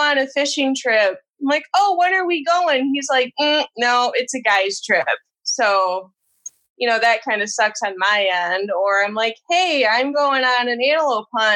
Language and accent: English; east of Grand Rapids, Michigan, United States; I'm originally from this area, just east of Grand Rapids, Michigan